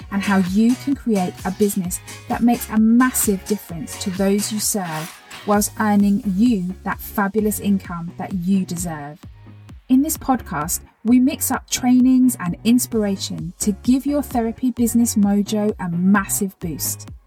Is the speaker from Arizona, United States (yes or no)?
yes; Phoenix, Arizona, United States; from Phoenix, and I've been a chiropractor and therapist for over 20 years.